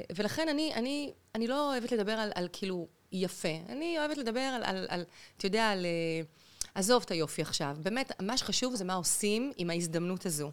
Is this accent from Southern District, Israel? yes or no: no; Central District, Israel; also born or lived in Beersheba / Lehavim; אני נולדתי בבאר שבע, אוקיי. אבל בגיל יחסית, כשאני הייתי ככה בסביבות, לא יודעת, שבע כזה, שמונה, המשפחה עברה למרכז הארץ, גרנו שם המון שנים